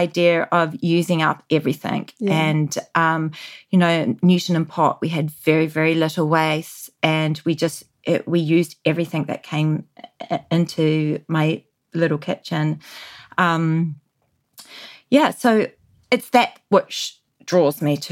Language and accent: English; New Zealand; growing up in New Zealand in the 80s